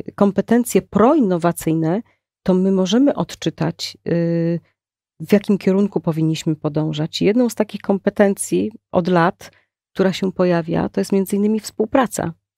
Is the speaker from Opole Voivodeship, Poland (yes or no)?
yes; Prudnik, Opole Voivodeship, Poland; moved away as an adult; now in Poznań, Poland; ja mm, pochodzę z Opolszczyzny. Y, moim rodzinnym miastem jest miasto Prudnik.